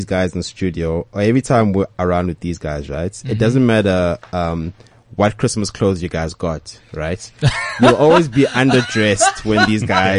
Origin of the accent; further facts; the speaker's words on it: Benoni, Gauteng, South Africa; now in Johannesburg, South Africa; And it's worse, 'cause I'm from Benoni, so that's even further.